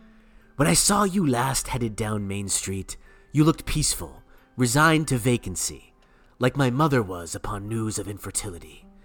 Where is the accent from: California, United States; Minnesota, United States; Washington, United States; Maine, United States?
Maine, United States; For some strange reason, fellow Bowdoiners always seem to know that I grew up in Maine.